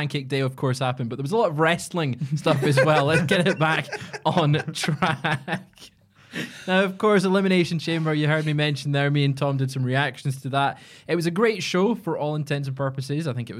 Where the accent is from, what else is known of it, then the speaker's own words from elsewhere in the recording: Scotland, United Kingdom; Because I'm Scottish.